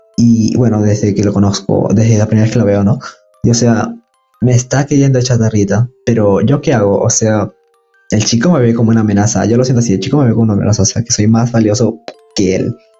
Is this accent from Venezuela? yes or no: no; Peru; de Perú